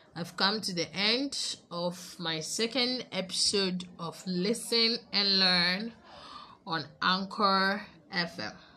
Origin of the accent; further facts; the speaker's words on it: Ghana; and we are Ghanaian, so we are here